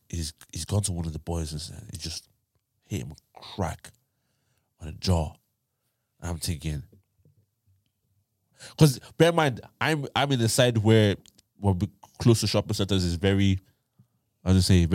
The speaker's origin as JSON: {"language": "English", "town": "Tyler", "region": "Texas", "country": "United States", "said": "I was from Tyler, yeah. But you know where I live in Tyler now?"}